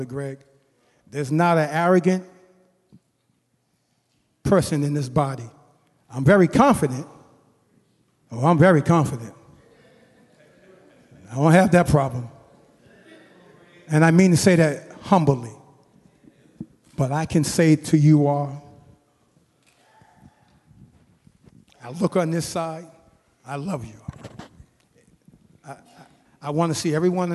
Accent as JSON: {"language": "English", "town": "Boston", "region": "Massachusetts", "country": "United States", "tie": "born or raised there", "moved": "yes", "lives_now": "Mountain View, United States", "said": "I had a great church growing up in Boston."}